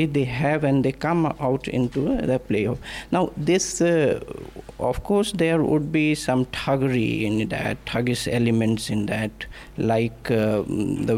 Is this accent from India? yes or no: yes; Hindi belt, India; English is a second language; I am someone from Hindi belt who can barely speak English